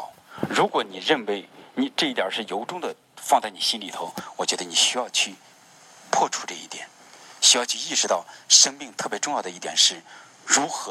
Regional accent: China; 我们特别是我们作为中国人，

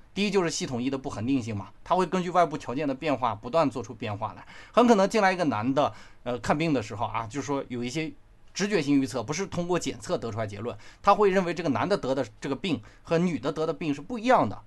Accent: China; 我们中国人

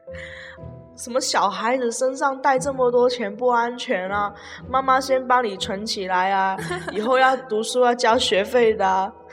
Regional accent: Guangdong, China; 我们广东这边就是有习俗啊，结了婚才，才发利是

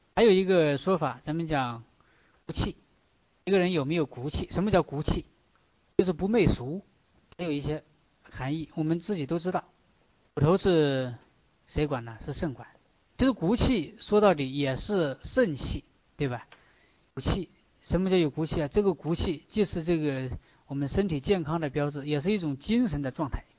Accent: China; 我们中国人经常讲大智若愚

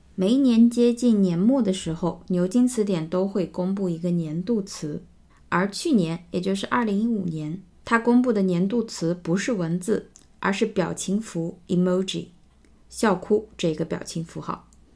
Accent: China; 我们中国人

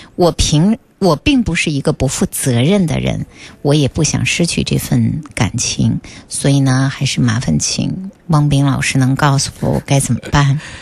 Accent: northern China, China; 这个是个北方人哈，我的家乡啊

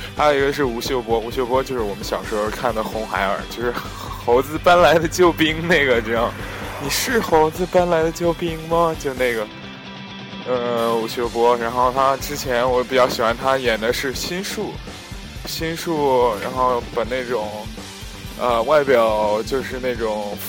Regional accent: China; moved away; also born or lived in Europe; 我的家乡还是很安静、甜美的

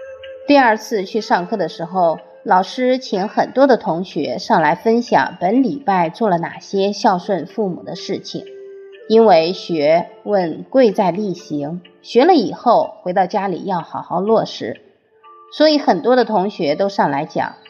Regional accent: China; 我们中国人讲五福，其中有一福叫善终，也就是好死。

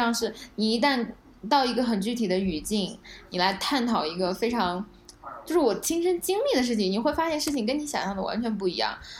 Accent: Tibet, China; 他听说我是来自西藏的，他就特别感兴趣。

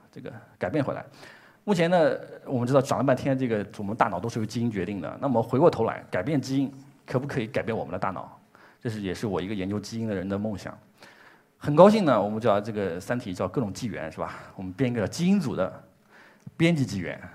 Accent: China; 这是我们中国自己的工作，也很自豪

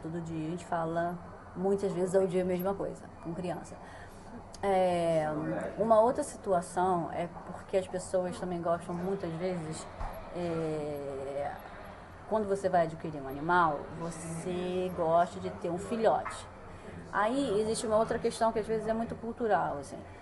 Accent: Rio de Janeiro, Brazil; now in China; eu sou do Rio de Janeiro

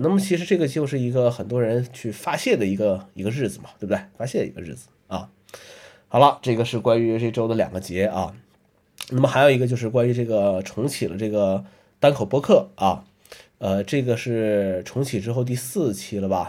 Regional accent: northern China, China; moved away; 作为北方人，啊，这个 很多节日都是要，要吃饺子的

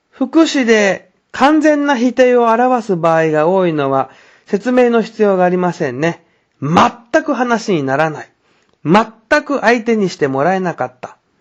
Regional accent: China; Japanese is a second language; 私たち中国人

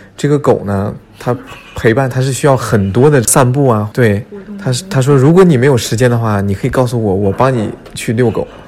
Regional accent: China; moved away as an adult; now in Saint Petersburg, Russia; 我是出生于伊尔库茨克，俄罗斯，长大是在中国沈阳。嗯，我是今年二十七岁

